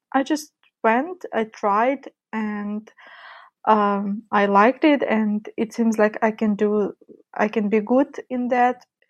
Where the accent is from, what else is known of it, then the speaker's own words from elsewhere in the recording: Donetsk, Donetsk Oblast, Ukraine; now in Kyiv, Ukraine; I was born and grown in Ukraine, just not in Kyiv, where I currently live. I was born in east part of Ukraine, where the war is, Donetsk